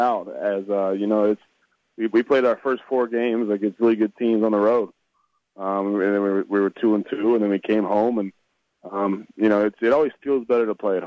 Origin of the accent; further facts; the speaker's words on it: Savannah, Missouri, United States; moved away as an adult; also born or lived in Kansas City / British Columbia; I played high school ball in Savannah, Missouri. It's, you know, north of St. Joseph, which is north of Kansas City